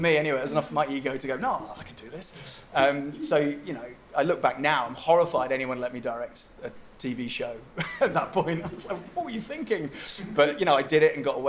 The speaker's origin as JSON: {"language": "English", "town": "Helensburgh", "region": "Scotland", "country": "United Kingdom", "tie": "born or raised there", "said": "I grew up in Helensborough"}